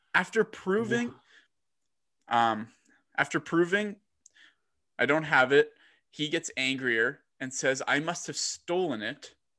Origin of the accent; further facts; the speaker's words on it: Texas, United States; I am from Texas and I am Irish